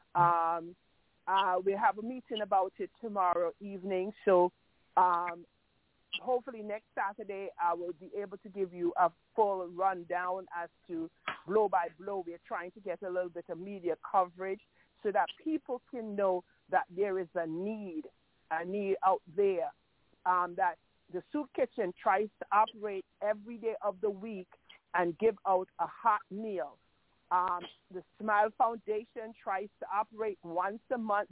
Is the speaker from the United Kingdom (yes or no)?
no; Antigua & Barbuda; now in New York, United States; I am from Antigua. I live in the United States of America